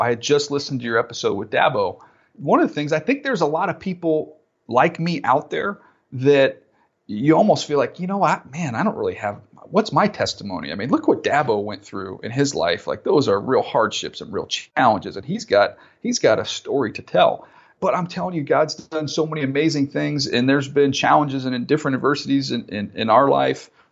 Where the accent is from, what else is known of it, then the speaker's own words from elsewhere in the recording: San Diego, California, United States; I grew up in San Diego